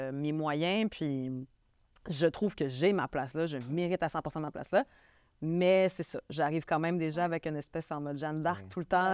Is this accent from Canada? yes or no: yes; Quebec, Canada; accent: Québécois; je suis québécoise. Je sais que je suis une femme keb qui arrive avec un accent